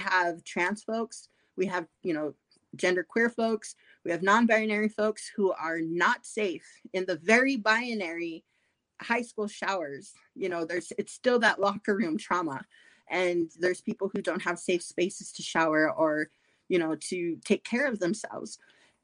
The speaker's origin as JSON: {"language": "English", "region": "South Dakota", "country": "United States", "tie": "born or raised there", "said": "I grew up in South Dakota."}